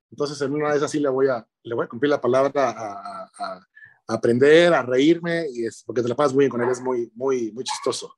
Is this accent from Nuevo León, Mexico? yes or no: yes; Monterrey, Nuevo León, Mexico; Yo nací allá, en Monterrey